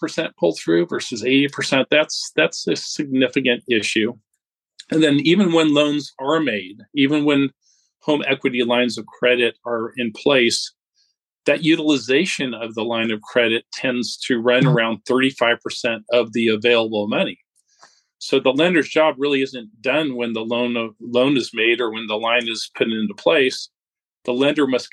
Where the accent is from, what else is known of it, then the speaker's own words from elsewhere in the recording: California, United States; moved away as an adult; now in Dallas, United States; originally I'm from California, but have been in Dallas, Texas here for the last 12 years